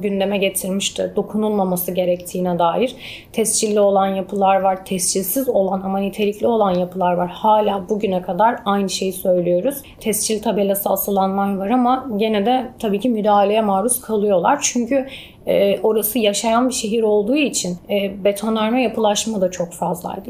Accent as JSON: {"language": "Turkish", "town": "Antakya", "region": "Hatay", "country": "Turkey", "tie": "born or raised there", "also_born_or_lived": "Qatar", "said": "ben orada doğdum, büyüdüm ve ben yurt dışında okudum"}